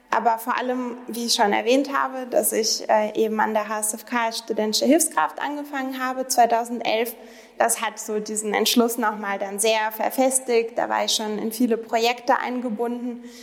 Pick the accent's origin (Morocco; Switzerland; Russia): Russia; now in Germany; denn ich komme ja aus Russland ursprünglich, bin aber schon sehr lange in Deutschland, über 20 Jahre